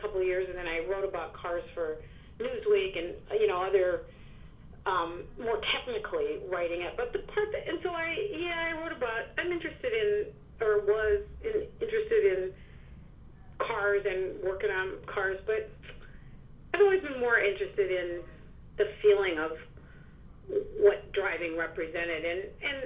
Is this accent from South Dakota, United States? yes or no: yes; South Dakota, United States; now in New York, United States; I grew up in the Midwest. I grew up in South Dakota, which is a very lightly populated state with very good roads.